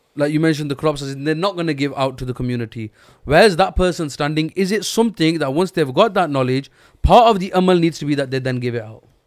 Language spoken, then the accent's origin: English; Pakistan; we're all Pakistani